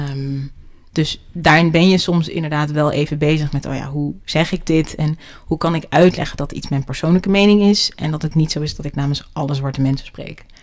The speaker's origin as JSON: {"language": "Dutch", "country": "Netherlands", "said": "Ik ben gewoon Nederlandse."}